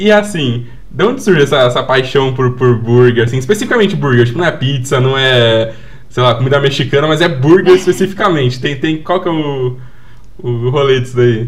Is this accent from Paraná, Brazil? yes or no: yes; Paraná, Brazil; now in São Paulo, Brazil; eu vim do Paraná, né? É, até nasci aqui na, na, é. região de São Paulo, mas eu vim do Paraná. E eu lembro que na minha infância lá